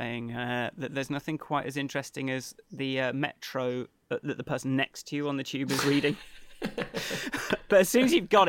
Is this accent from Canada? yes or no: no; England, United Kingdom; I'm English